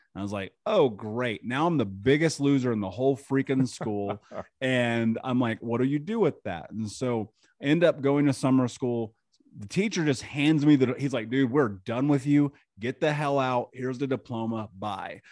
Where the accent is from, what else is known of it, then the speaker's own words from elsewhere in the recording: Indianapolis, Indiana, United States; I grew up in Indianapolis in America, just in the middle of the country